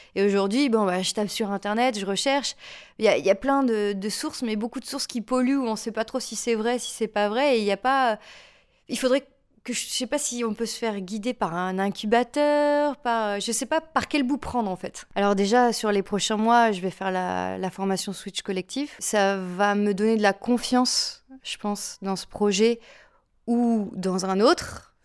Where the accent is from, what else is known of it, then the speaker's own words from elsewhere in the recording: Lille, Hauts-de-France, France; je suis une Lilloise